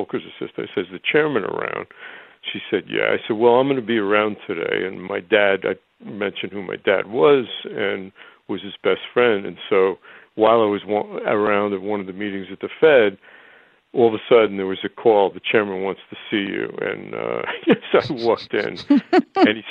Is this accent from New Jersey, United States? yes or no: yes; Elmwood Park, New Jersey, United States; I grew up in New Jersey, Rutgers was the place I could afford.